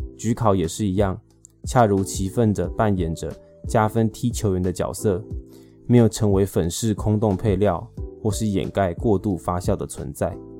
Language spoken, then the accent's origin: Chinese; Taipei, Taiwan; 身为一个土生土长的天龙明， 结婚后有来亲戚帮助， 运气很好地继续活在台北市蛋黄区